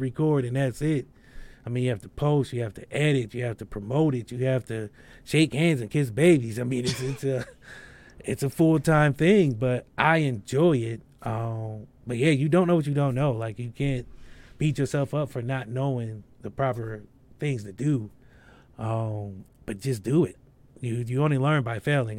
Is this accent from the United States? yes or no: yes; Akron, Ohio, United States; I'm from Akron, Ohio, so I have a lot of Akron artists